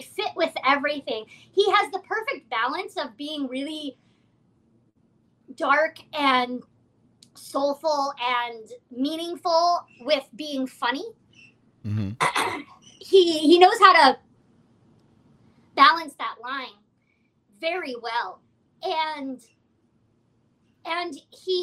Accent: Seattle, Washington, United States; now in Los Angeles, United States; I'm not from Los Angeles. I'm from Seattle, and I also have a found family here

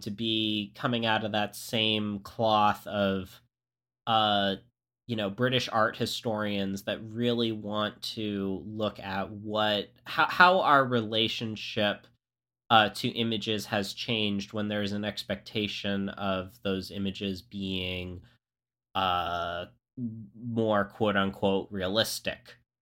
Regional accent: Florida, United States; I grew up in Florida

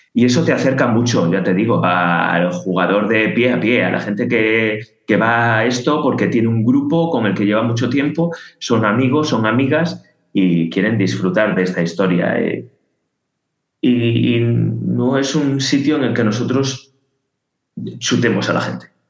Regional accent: León, Castile and León, Spain; now in Catalonia, Spain; yo que soy de León, como, creo que ya dije, pues eh, cuando ahora que estoy en Cataluña

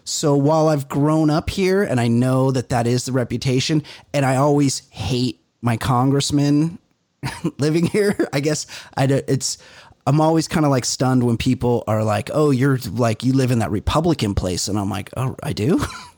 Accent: Orange County, California, United States; I'm from Orange County and we're all white here.

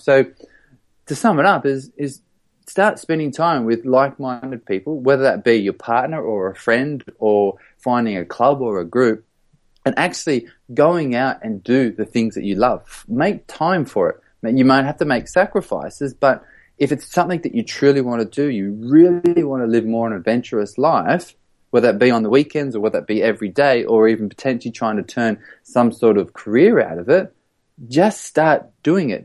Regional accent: Australia; moved away as an adult; now in London, United Kingdom; I'm an Australian who lives in London

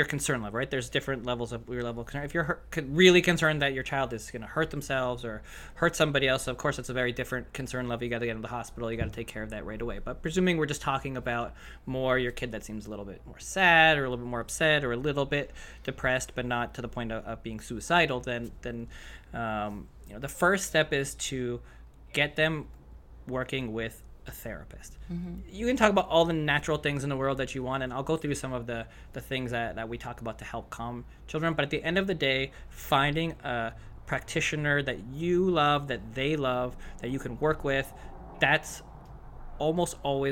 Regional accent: Canada; I'm Canadian

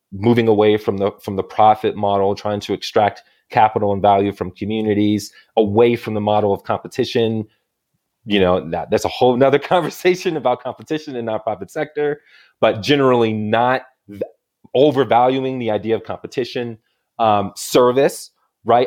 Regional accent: Illinois, United States; moved away as an adult; now in Santa Fe, United States; I'm originally from Illinois

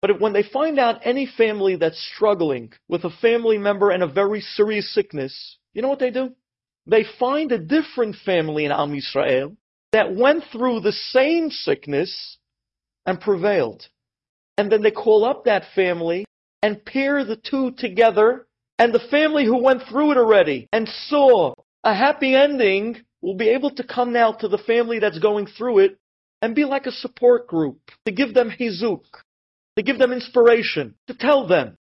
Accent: New York City, New York, United States; a block that I grew up many years on East 13th Street, between L&M and Brooklyn, where my parents still live till today

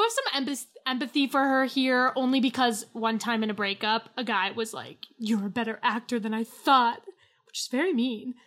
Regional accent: United States; I'm American

